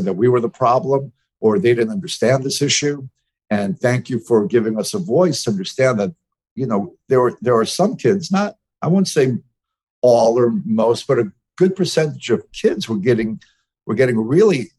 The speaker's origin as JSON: {"language": "English", "town": "New York City", "region": "New York", "country": "United States", "tie": "born or raised there", "said": "I'm from New York City. I was raised as a in a very open part of New York City"}